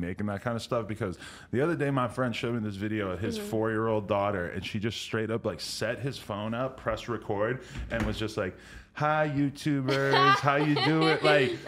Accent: New Hampshire, United States; I'm from New Hampshire

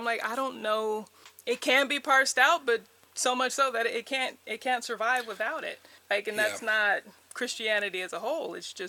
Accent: United States; I am American, but I'm not who our Constitution was written for.

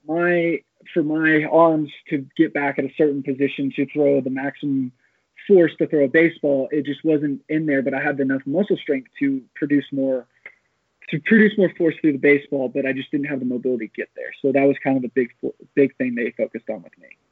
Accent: Amarillo, Texas, United States; moved away as an adult; I decided to move back to my hometown of Amarillo, Texas.

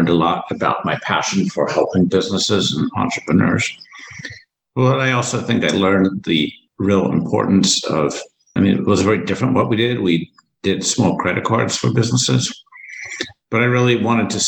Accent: United States; also born or lived in Cape Town, South Africa; we moved to the States in 1977 when I was 8 years old

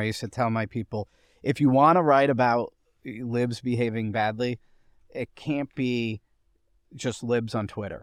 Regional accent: New York City, New York, United States; also born or lived in Montgomery County; now in Fairfax County, Virginia, United States; I grew up in Greenwich Village, I lived in Montgomery County, I live in Fairfax County now

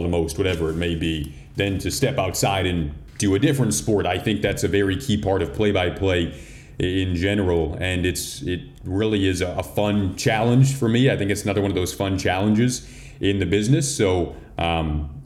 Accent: Detroit, Michigan, United States; moved away as an adult; now in Chicago, United States; I grew up in Detroit watching the Red Wings

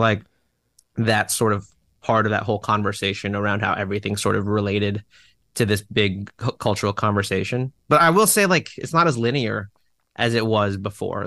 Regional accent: Fairfax, Virginia, United States; in Fairfax, Virginia.

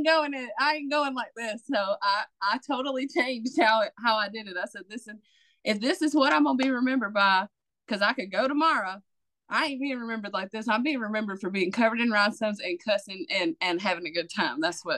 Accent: Mississippi, United States; accent: Mississippi; South Mississippi.

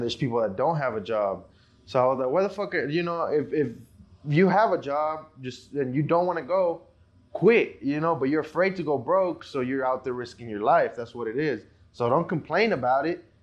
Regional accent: Mexico; now in United States; I was born in Mexico

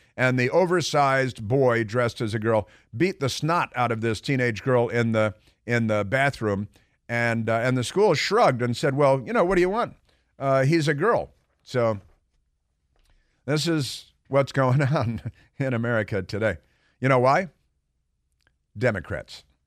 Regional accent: Chicago, Illinois, United States; also born or lived in Santa Barbara; now in Washington, D.C., United States; I grew up in Chicago

